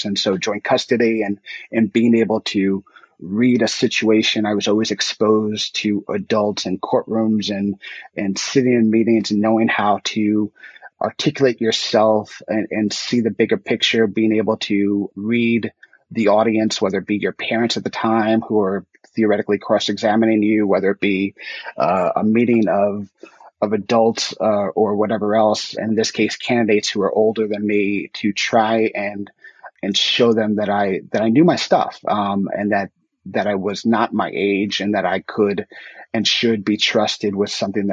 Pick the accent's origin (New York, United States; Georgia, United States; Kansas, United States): New York, United States; as a New Yorker